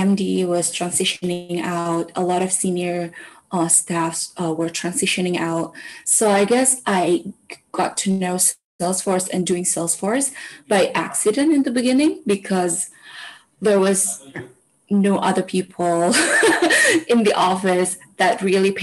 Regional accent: Indonesia; we here in Indonesia, most of us only have full name and nickname

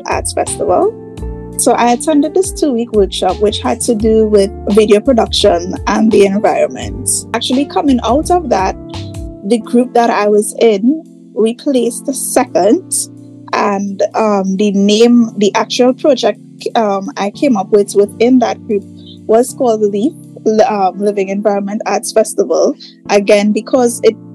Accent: Trinidad, Trinidad & Tobago; also born or lived in Tobago; So I was born in Trinidad. I grew up in Trinidad, but I spent a lot of my adult years in Tobago.

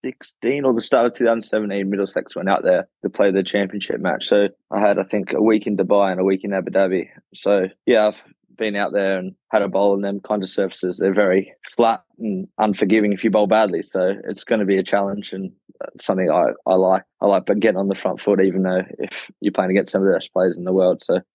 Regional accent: Australia; now in England; I come across from Australia with an English passport and I played a bit of club cricket

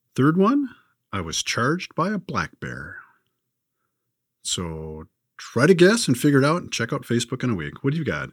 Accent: California, United States; growing up in California

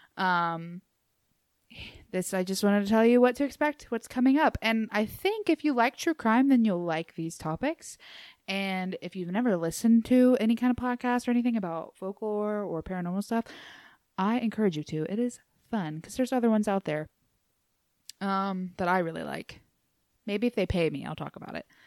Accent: Appalachia, United States; moved away; I'm from Appalachia

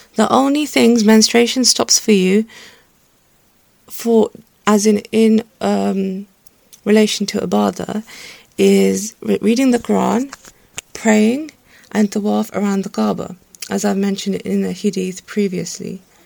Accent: Pakistan; I'm Pakistani

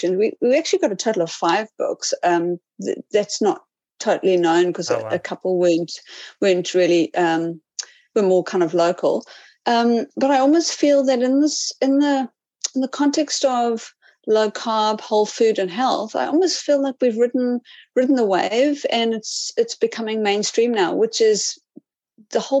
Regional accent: Cape Town, Western Cape, South Africa; moved away as an adult; also born or lived in Whangarei, New Zealand; now in New Zealand; I am from South Africa, from the beautiful Cape Town

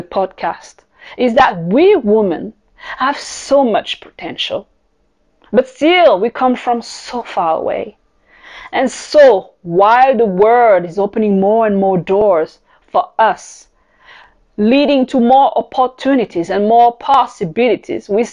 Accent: Paris, Île-de-France, France; accent: French; English is a second language; moved away as an adult; also born or lived in Caribbean / Tokyo / South Africa / Singapore; I am French. This is where my accent is coming from. I am born in the Caribbean, raised in Paris, France. By the age of 20, I left my country

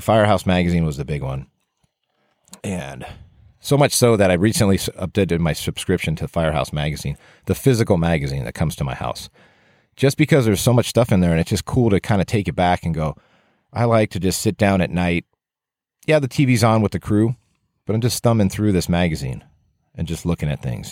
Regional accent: Southern California, United States; growing up in Southern California. I just have my one brother

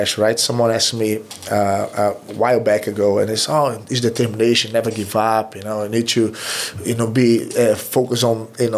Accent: Recife, Pernambuco, Brazil; English is a second language; moved away; I'm from the Recife.

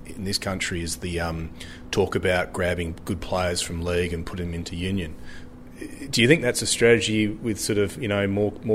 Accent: Australia; I guess that's the question I have as Australian

